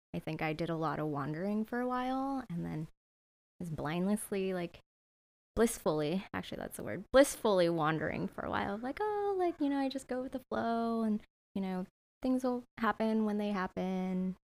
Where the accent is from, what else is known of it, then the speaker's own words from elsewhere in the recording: San Jose, California, United States; also born or lived in Santa Barbara, United States; now in Sacramento, United States; I grew up in San Jose